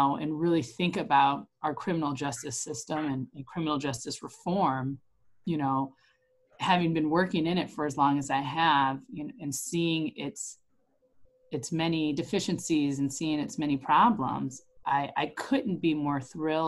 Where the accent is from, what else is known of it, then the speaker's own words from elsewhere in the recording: Elgin, Illinois, United States; moved away as an adult; also born or lived in Durham, North Carolina / Chicago / Geneva, Illinois; now in Aurora, United States; I'm actually originally from Elgin. I was born and raised in Elgin, went to public school in Elgin